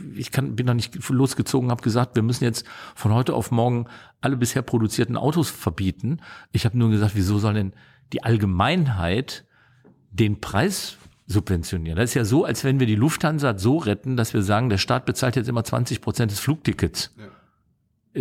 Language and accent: German; Meerbusch, North Rhine-Westphalia, Germany; wenn ich jetzt sage, wie der Ort heißt, in dem ich geboren bin, dann hält mich jeder für einen Multimillionär, weil das ist Meerbusch bei Düsseldorf